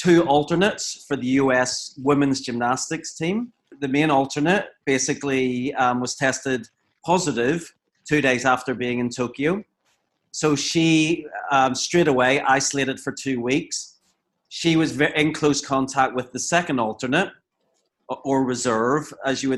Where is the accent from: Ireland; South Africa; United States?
Ireland; I'm Irish